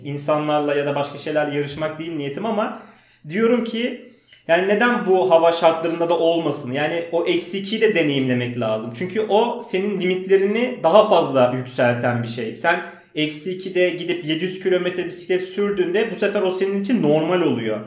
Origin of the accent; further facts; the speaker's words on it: Istanbul, Turkey; also born or lived in Uzunköprü, Edirne; İstanbul Bakırköy'de doğdum. Ee, aslen Makedon göçmeniyim. Ee, İstanbul'da okudum.